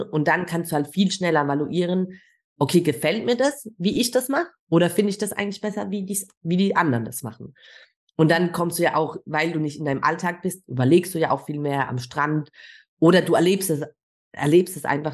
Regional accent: Germany; ich bin Deutsche

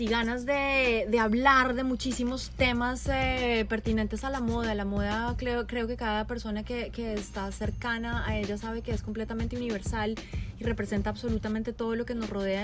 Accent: Colombia; now in Miami, United States; yo soy colombiana

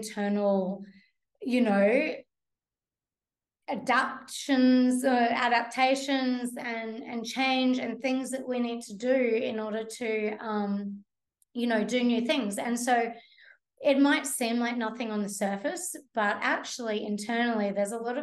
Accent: Brisbane, Queensland, Australia; moved away; I grew up in Brisbane.

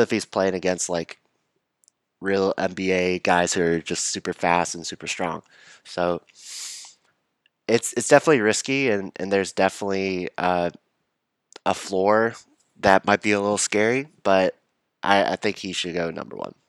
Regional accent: Texas, United States; moved away; also born or lived in Chapel Hill, North Carolina; So, I grew up in Texas.

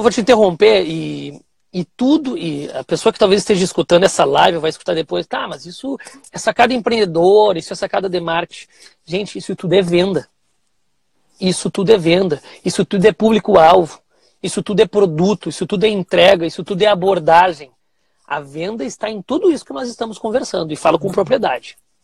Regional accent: Cachoeirinha, Rio Grande do Sul, Brazil; Sou aqui do Rio Grande do Sul, da cidade de Cachoeirinha, do ladinho de Porto Alegre

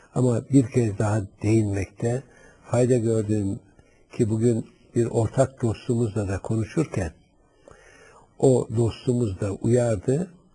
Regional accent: Black Sea Region, Turkey; Ben Karadeniz çocuğuyum

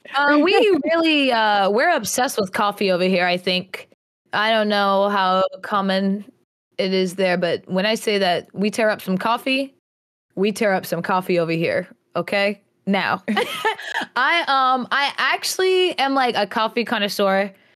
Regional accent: New York, United States; now in North Carolina, United States; I was born in North Carolina and I was actually raised in New York, um, and then we ended up moving back to the South, to North Carolina

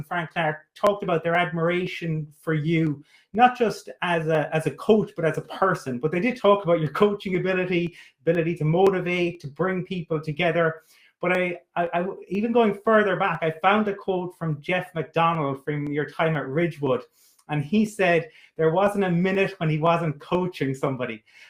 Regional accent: Cork, Munster, Ireland; I'm actually from Cork myself.

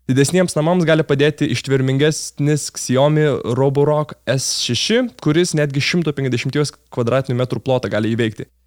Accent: Lithuania; ar mes lietuviai esame tvarkingi?

